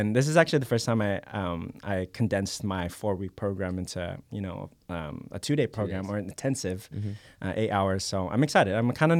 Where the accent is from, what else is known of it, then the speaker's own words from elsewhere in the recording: Philippines; I'm Filipino, yeah.